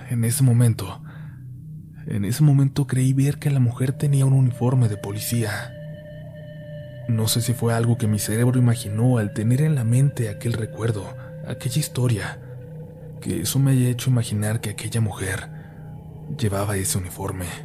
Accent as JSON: {"language": "Spanish", "town": "Celaya", "region": "Guanajuato", "country": "Mexico", "said": "Soy de Celaya, Guanajuato, una ciudad que actualmente pareciera que se encuentra en guerra entre la Guardia Nacional y dos carteles muy fuertes de México"}